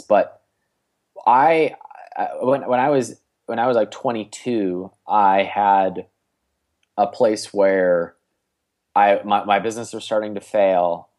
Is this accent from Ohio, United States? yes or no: yes; Cleveland, Ohio, United States; I'm from Cleveland, Ohio